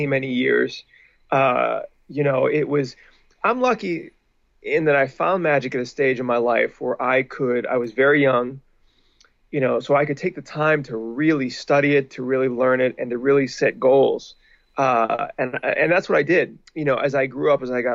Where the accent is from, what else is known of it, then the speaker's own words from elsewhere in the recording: Pittsburgh, Pennsylvania, United States; now in Los Angeles, United States; I grew up in Pittsburgh, and once I moved to Los Angeles